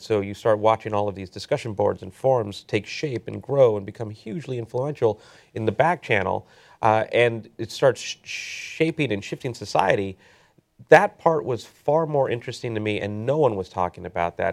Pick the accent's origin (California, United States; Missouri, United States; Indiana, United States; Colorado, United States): California, United States; Southern; also born or lived in Silicon Valley; I grew up here in Southern California